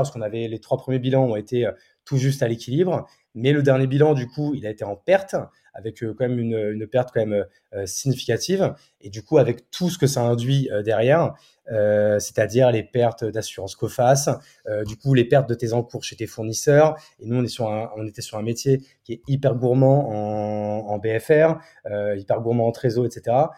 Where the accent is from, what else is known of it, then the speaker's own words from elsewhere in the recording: Marne, Champagne-Ardenne, Grand Est, France; also born or lived in Paris / Reims; mes parents ont voulu euh, déménager. Donc, du coup, euh, adolescent, enfin, enfance, adolescence et jusqu'au bac, euh, je suis dans la Marne